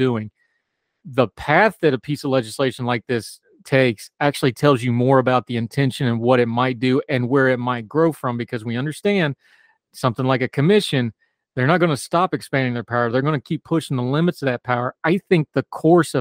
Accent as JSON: {"language": "English", "region": "West Virginia", "country": "United States", "said": "I come from West Virginia"}